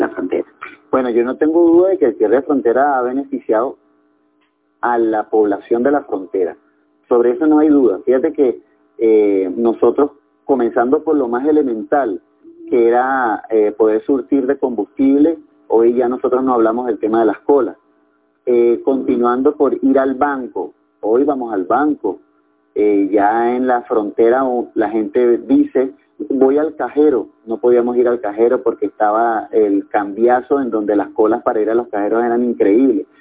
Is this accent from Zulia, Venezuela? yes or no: no; Capacho, Táchira, Venezuela; Soy tachirense de pura cepa